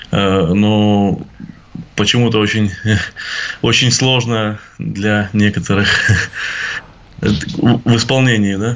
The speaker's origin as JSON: {"language": "Russian", "country": "Russia", "said": "Россия – это моя страна, э, которую я люблю. Мне, э, я, я горжусь своей страной, мне приятно Э, э, что я россиянин"}